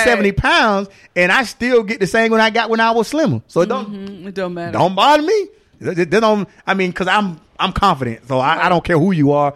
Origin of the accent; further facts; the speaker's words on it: Florida, United States; I've been all over Florida. I'm from Florida.